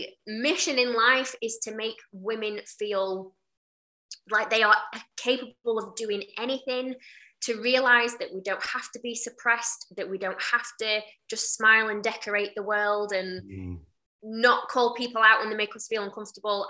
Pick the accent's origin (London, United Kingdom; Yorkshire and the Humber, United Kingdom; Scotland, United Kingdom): Yorkshire and the Humber, United Kingdom; Doncaster; I'm from Doncaster